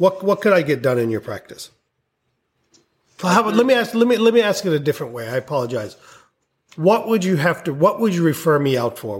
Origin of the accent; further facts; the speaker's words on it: India; moved away; I was born in India